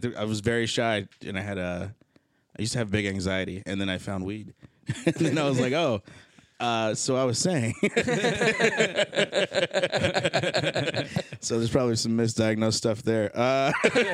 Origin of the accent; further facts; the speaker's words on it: Chicago, Illinois, United States; I was born and raised in Chicago, Illinois.